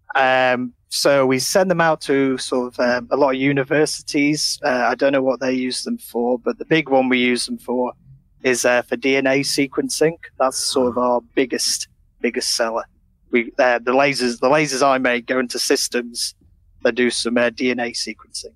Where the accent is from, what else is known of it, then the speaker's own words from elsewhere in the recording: Sheffield, Yorkshire and the Humber, United Kingdom; now in Manchester, United Kingdom; I'm from Sheffield